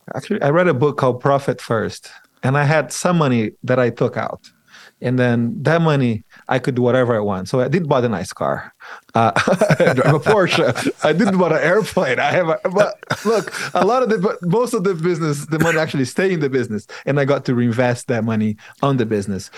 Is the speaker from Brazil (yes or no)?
yes; Brazil; now in Utah, United States; I moved to Utah. I'm originally from Brazil